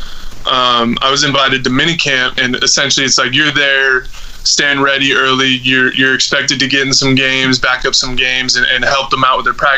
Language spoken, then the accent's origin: English; Bay Area, California, United States; growing up in the Bay Area